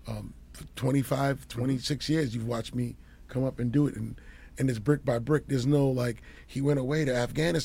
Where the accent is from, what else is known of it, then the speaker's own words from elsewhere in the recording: New York City, New York, United States; I'm a kid from Queens